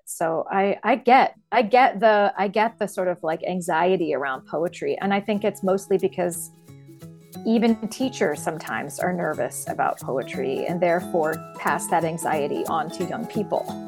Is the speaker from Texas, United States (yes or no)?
no; Columbus, Ohio, United States; I was born and raised in Columbus, Ohio, where I still live.